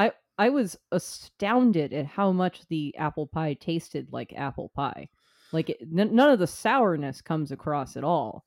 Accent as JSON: {"language": "English", "country": "United States", "said": "as an American"}